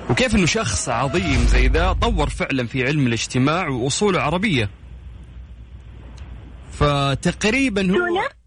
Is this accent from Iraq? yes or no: no; Mecca, Makkah Province, Saudi Arabia; من مكة من مكة